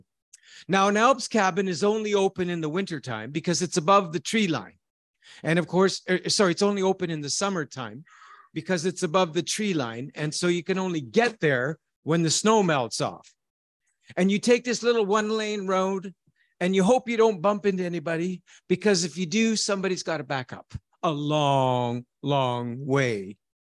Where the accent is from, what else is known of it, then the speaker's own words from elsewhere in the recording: Canada; I am a shepherd from Canada.